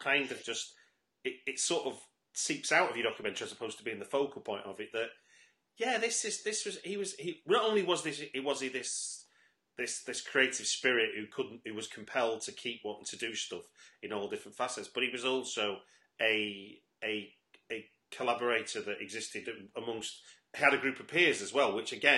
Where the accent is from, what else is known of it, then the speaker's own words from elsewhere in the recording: North Manchester, near Bury, North West England, United Kingdom; I grew up in North Manchester, so sort of 10 miles, you know, sort of near Bury